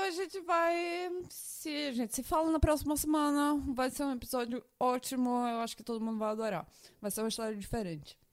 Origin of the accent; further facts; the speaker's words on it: Brazil; moved away; eu cresci no Brasil, em um país que é muito religioso